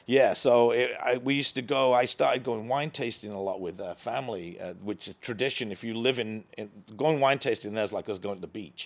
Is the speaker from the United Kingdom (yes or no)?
yes; England, United Kingdom; moved away as an adult; now in United States; growing up in England